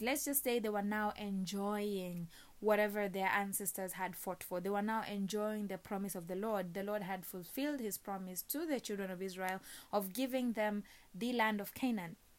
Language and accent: English; Kenya; moved away; my home country, Kenya